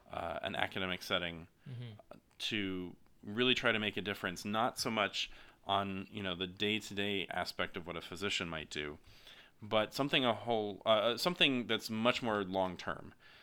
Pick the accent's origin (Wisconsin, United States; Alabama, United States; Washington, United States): Alabama, United States; now in San Diego, United States; I grew up in Alabama, so very, very far from San Diego, but I grew up as a son of a faculty member.